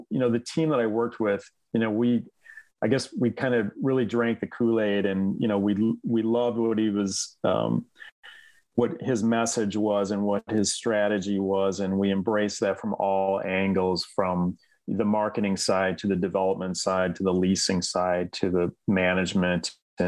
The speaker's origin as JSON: {"language": "English", "town": "Flint", "region": "Michigan", "country": "United States", "tie": "born or raised there", "said": "I grew up in Flint, Michigan, very famous American city that has had a lot of challenges and struggles economically, et cetera, image wise, et cetera."}